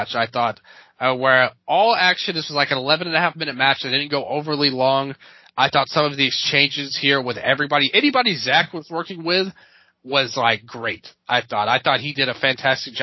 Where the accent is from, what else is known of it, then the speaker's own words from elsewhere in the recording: Memphis, Tennessee, United States; I was born and raised in Memphis, Tennessee